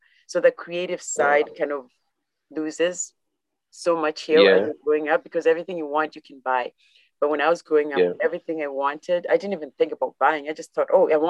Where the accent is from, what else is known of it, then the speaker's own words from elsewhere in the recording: Kenya; now in Canada; back home, I know growing up in Kenya